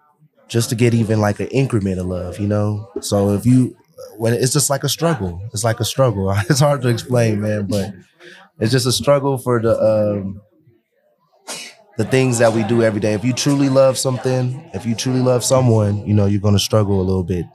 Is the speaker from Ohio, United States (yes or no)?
no; Los Angeles, California, United States; now in Denver, United States; I'm from Los Angeles, so I'm not even from Denver.